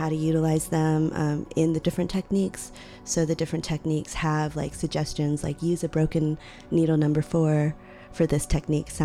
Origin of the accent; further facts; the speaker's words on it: Austin, Texas, United States; also born or lived in Lima, Peru; the city of Austin was a very important part of my life. And we immigrated there from Peru, from Lima. And when we did, I was only 2 years old